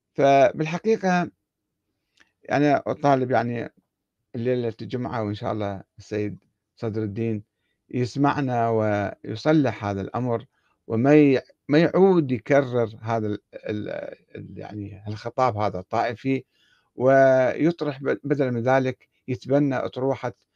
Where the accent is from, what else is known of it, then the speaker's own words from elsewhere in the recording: Iraq; احنا عندنا بالعراق